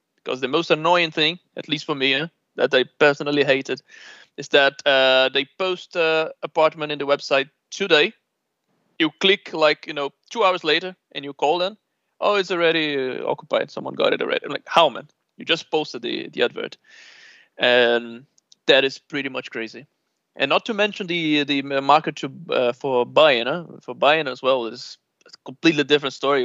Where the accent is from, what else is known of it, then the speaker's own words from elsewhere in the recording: Rio de Janeiro, Brazil; moved away as an adult; growing up in Rio